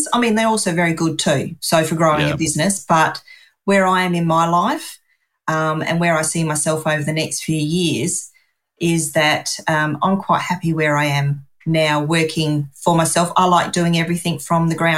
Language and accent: English; Adelaide, South Australia, Australia; always lived in Adelaide, South Australia. Haven't really wanted to shift.